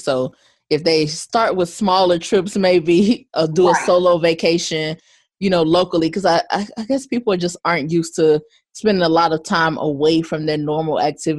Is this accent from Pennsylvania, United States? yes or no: no; Arkansas, United States; I'm from Arkansas, grew up there